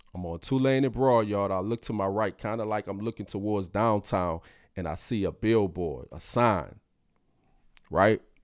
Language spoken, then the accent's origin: English; New Orleans, Louisiana, United States; born or raised there; moved away as an adult; also born or lived in Baton Rouge